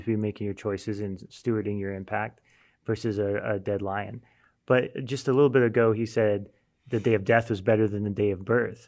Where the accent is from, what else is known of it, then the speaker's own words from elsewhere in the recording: United States; as an American